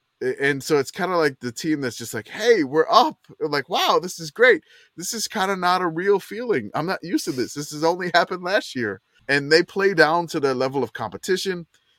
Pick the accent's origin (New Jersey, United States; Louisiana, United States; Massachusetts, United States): Louisiana, United States; New Orleans; And I'm like, me, as growing up in New Orleans, right.